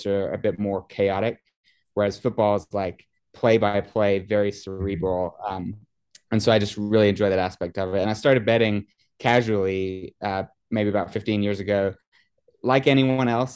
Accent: England, United Kingdom; moved away; when I was a kid, I grew up in England, actually.

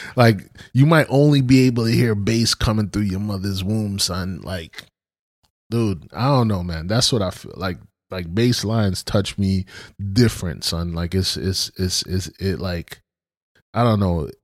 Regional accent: Brooklyn, New York, United States; I grew up in Brooklyn

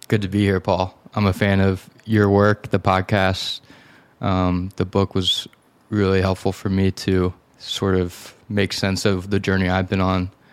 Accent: Philadelphia, Pennsylvania, United States; in Philadelphia, in a suburb outside of, outside the city

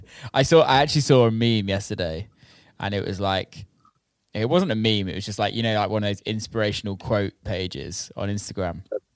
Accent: United Kingdom; being a British citizen

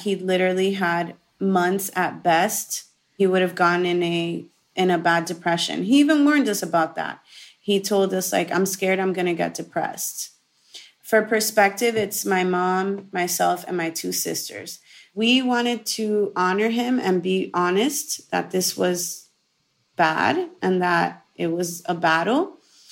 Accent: Miami, Florida, United States; born and raised in Miami, Florida

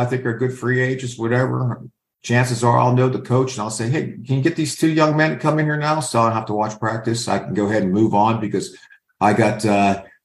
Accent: Pittsburgh, Pennsylvania, United States; moved away as an adult; also born or lived in Utah; I'm from Pittsburgh. My parents, my dad's still working. My mom's a waitress.

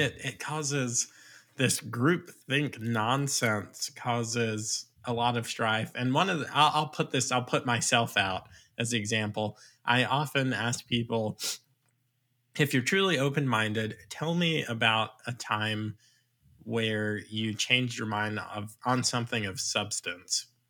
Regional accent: Long Island, New York, United States; now in Virginia, United States; I'm actually from Long Island

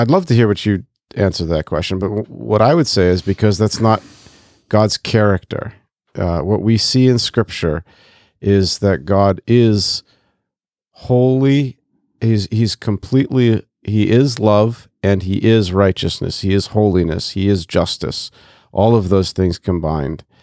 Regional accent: Côte d’Ivoire; I grew up in West and Central Africa, so I literally walked past a mosque to going to school every day when I was in the Ivory Coast.

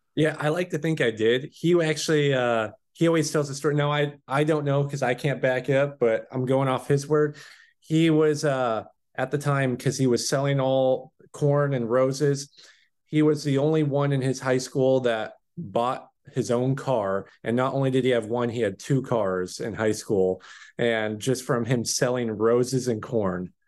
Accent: Chehalis, Washington, United States; also born or lived in Salem, Oregon; I grew up in Chehalis, Washington, went to a high school, W F West

